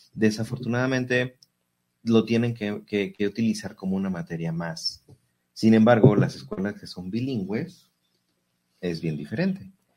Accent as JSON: {"language": "Spanish", "country": "Mexico"}